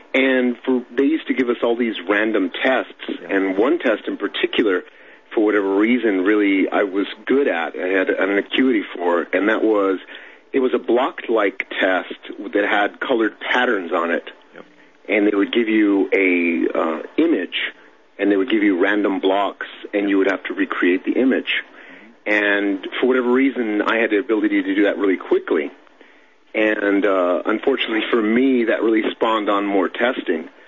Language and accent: English; Los Angeles, California, United States; I grew up in Southern California, Los Angeles area.